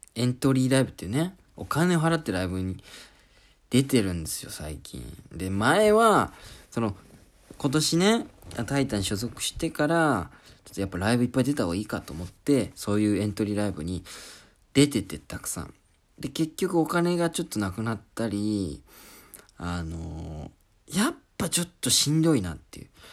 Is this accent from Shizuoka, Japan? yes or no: no; Oita, Japan; moved away; 俺、大分県出身